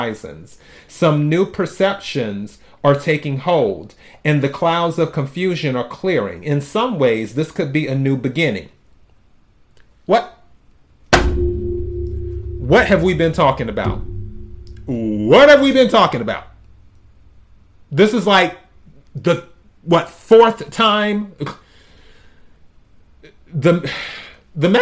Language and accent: English; the South, United States; moved away; I'm originally from the South, where you cook certain foods for New Year's Day